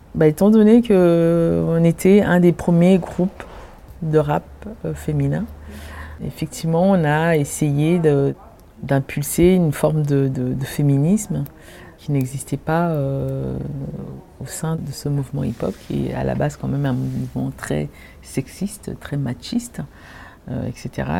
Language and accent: French; Maisons-Alfort, Île-de-France, France; also born or lived in Cameroon; j'ai grandi effectivement à Maison Alfort, Alfortville